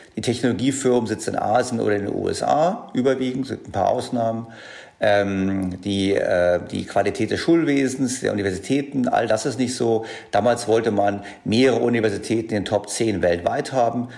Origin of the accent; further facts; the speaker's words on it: Germany; bei uns in Deutschland